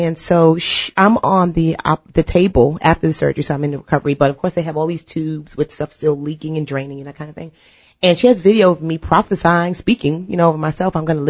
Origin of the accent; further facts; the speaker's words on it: New York City, New York, United States; so we're from New York, right? So of course we have this stigma when you're from New York